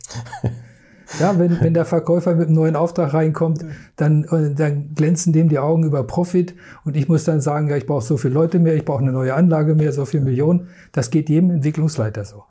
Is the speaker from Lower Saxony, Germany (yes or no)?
yes; a village between Hanover and Wolfsburg, Lower Saxony, Germany; ich komme aus dem Dorf, wo alle zu VW gingen. Mhm. Entweder nach Hannover ins Werk oder Wolfsburg ins Werk, weil ich genau mittendrin wohnte.